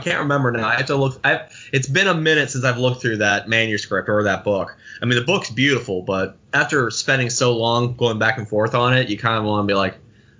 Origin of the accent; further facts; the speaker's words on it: Pittsburgh, Pennsylvania, United States; I'm born and bred city. Like, I'm not outlying neighborhoods. I grew up, like, almost, I could, within walking distance of downtown.